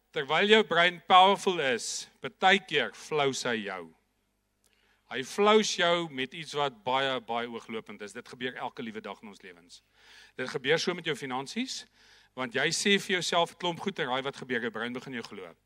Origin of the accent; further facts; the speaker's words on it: Viljoenskroon, Free State, South Africa; ek het in 'n baie klein dorpie groot geword, Vilienskroon, daar in die Noord-Vrystaat. So Janeman, ek is ongelukkig nog steeds 'n stoere Vrystaater